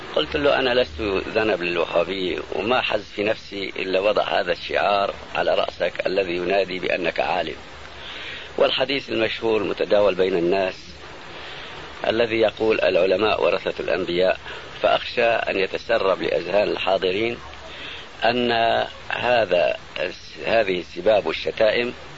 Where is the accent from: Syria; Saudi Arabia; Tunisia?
Syria; Aleppo, Aleppo Governorate; عندنا في حلب